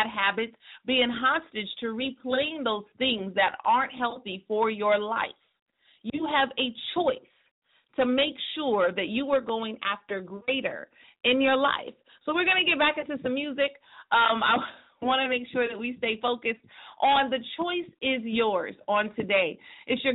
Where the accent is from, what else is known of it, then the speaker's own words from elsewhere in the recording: Stockton, California, United States; my hometown in Stockton, California